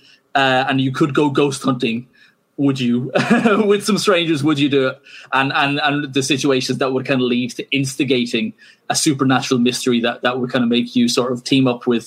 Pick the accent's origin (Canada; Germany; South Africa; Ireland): Ireland; I'm Irish